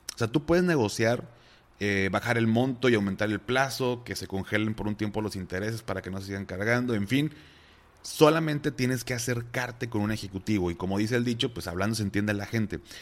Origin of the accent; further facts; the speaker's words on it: Mexico; mis papás pues, pasaron por una situación fuerte, así como muchos mexicanos